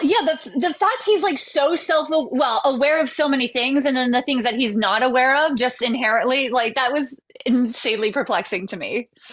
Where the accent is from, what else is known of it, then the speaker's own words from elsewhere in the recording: West Virginia, United States; we grew up in West Virginia and we had two channels